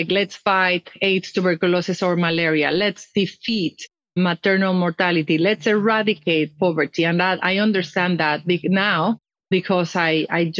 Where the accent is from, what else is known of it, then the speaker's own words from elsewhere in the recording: Mexico City, Mexico; moved away as an adult; also born or lived in Europe; I was born and raised in Mexico. I'm from the north of Mexico. I grew up in Mexico City